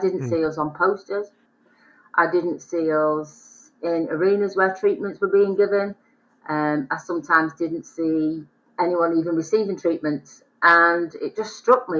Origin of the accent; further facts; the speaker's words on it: the Northwest, North West England, United Kingdom; I'm from the Northwest